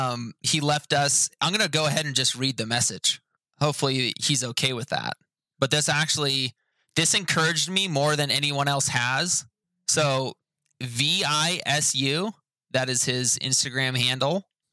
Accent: India; I am from India.

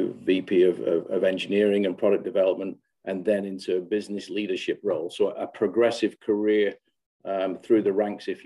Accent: England, United Kingdom; moved away as an adult; also born or lived in southern US; now in United States; I'm an Englishman, but I've been based in the US

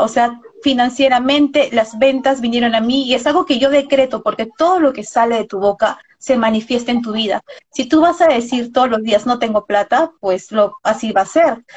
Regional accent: Peru; acá en nuestro país, porque ambos somos de Perú

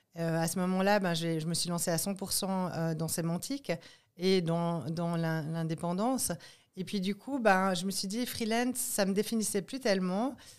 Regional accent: Martigny, Valais, Switzerland; je viens de Martigny.

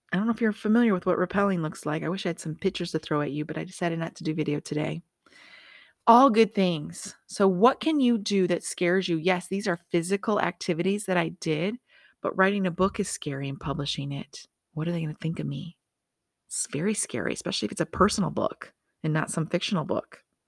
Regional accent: Michigan, United States; moved away as an adult; now in Las Vegas, United States; I'm from Michigan. Of course I'm gonna sound that way. I've lived in Vegas fifteen years, but guess what? I'm still from Michigan

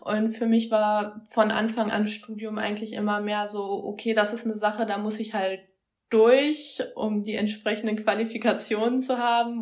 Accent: Schwerte, North Rhine-Westphalia, Germany; moved away as an adult; also born or lived in Münster / Osnabrück; ursprünglich groß geworden bin ich mal in Ostwestfalen, habe dann meine Jugend in Schwerte in der Nähe von Dortmund verbracht

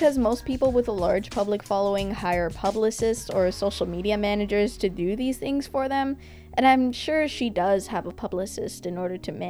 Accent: Canada; I'm Canadian

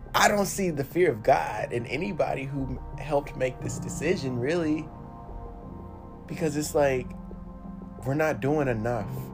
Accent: United States; I am woven within the thread of America. I am American

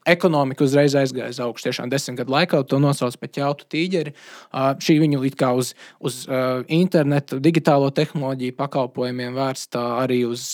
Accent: Latvia; es esmu latvietis

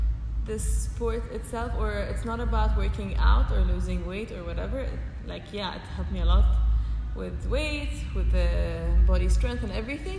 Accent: Egypt; From Egypt.

